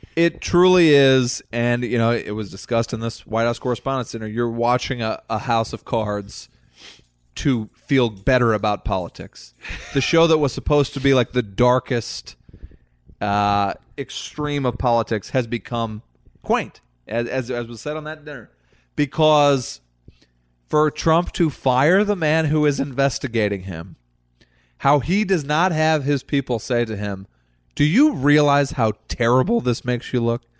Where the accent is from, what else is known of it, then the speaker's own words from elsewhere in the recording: Missouri, United States; growing up in Missouri